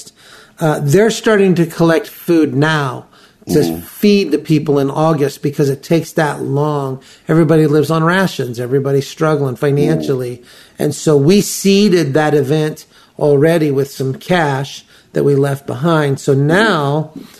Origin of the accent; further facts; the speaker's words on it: United States; as an American